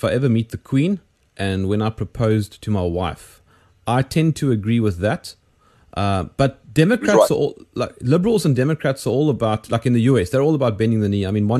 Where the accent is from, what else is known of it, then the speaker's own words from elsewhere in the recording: South Africa; I'm South African